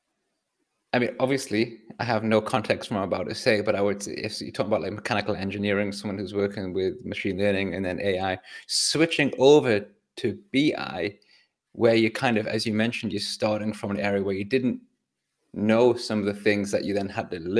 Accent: England, United Kingdom; I'm English.

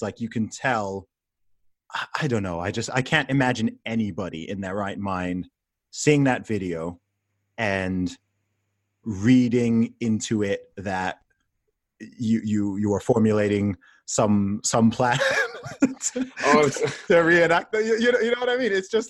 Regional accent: Saudi Arabia; I mean, I grew up in Saudi Arabia, right? So I know that laws like that exist out there

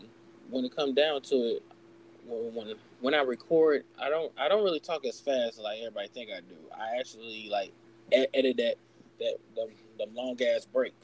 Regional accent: St. Louis, Missouri, United States; I'm from St. Louis.

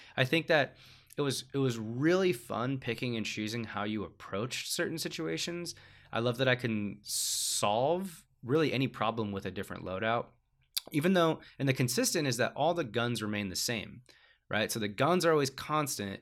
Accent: United States; as an American audience

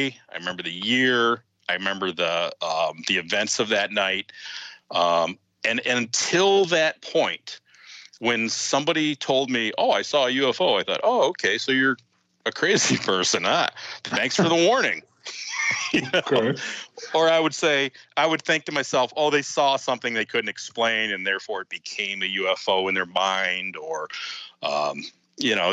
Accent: Ann Arbor, Michigan, United States; I'm from Ann Arbor.

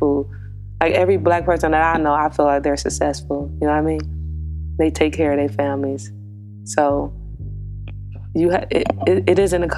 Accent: United States; a black woman who was born in America, coming up in America

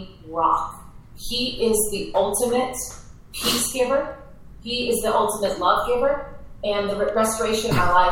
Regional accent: Minnesota, United States; I was raised in Minnesota, so the land of 10,000 lakes

